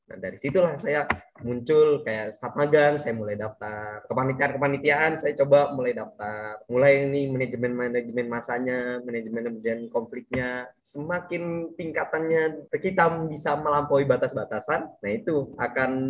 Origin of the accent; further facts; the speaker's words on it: Balikpapan, East Kalimantan, Indonesia; Di sini saya juga uh, lahir di Balikpapan, 22 Juni 2000. Saya lahir dan tumbuh besar di kota Balikpapan tercinta.